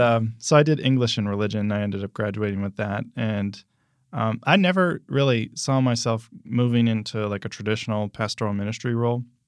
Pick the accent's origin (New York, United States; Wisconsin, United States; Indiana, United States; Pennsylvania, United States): Pennsylvania, United States; also born or lived in New Jersey / Michigan; now in Orlando, United States; I grew up in Pennsylvania